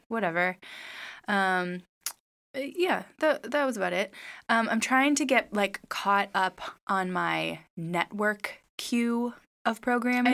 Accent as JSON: {"language": "English", "region": "Midwest", "country": "United States", "moved": "yes", "lives_now": "Los Angeles, United States", "said": "we're from the Midwest"}